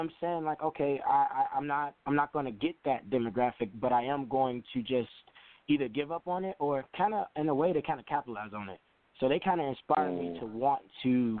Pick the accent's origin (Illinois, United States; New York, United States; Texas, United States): Illinois, United States; Chicago; I'm calling from Chicago, Illinois. I'm born and raised here.